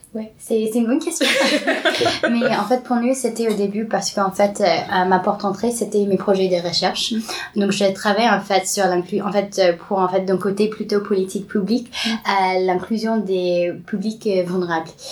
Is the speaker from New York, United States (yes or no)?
no; California, United States; French is a second language; moved away as an adult; now in Paris, France; je grandis au Californie.